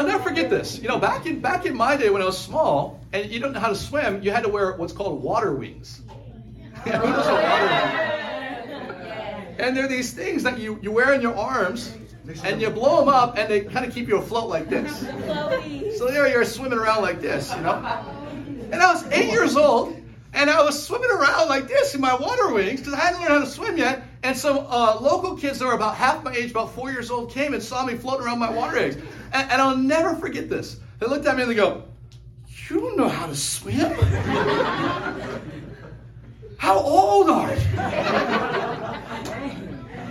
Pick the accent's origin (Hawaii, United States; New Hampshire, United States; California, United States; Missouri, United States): Hawaii, United States; I grew up in Hawaii.